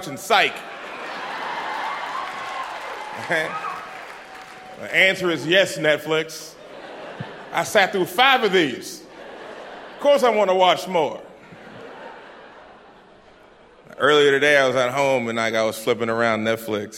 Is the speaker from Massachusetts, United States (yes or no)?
yes; Boston, Massachusetts, United States; I'm from Dorchester, so, like, I grew up in the hood.